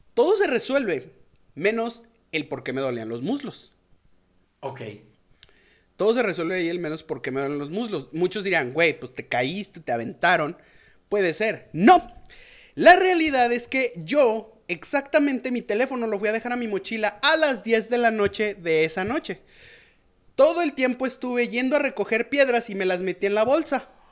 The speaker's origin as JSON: {"language": "Spanish", "town": "León", "region": "Guanajuato", "country": "Mexico", "said": "yo soy de, de, de León, Guanajuato. Y no, no soy chilango."}